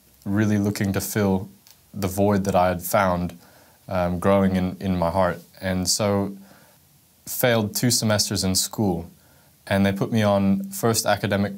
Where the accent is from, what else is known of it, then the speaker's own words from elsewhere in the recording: Florida, United States; also born or lived in California; when I was 7 years old, my parents got divorced and we moved from California to Florida